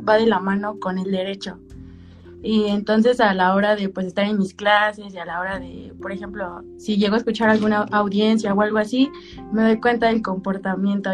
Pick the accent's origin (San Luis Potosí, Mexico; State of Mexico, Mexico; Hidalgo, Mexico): State of Mexico, Mexico; Zumpango; yo soy de Zumpango